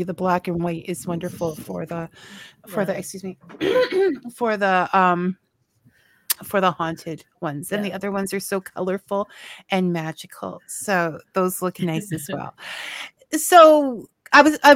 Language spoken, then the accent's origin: English; Niagara Falls, Ontario, Canada; I'm actually from Niagara Falls.